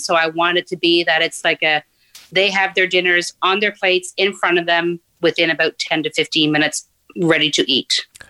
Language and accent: English; Newfoundland and Labrador, Canada; moved away as an adult; also born or lived in Nain, Labrador; now in Ottawa, Canada; I grew up there as a child, just until I was about seven years old, and then our family moved down to northern Newfoundland, uh, where I, you know, I was until I graduated high school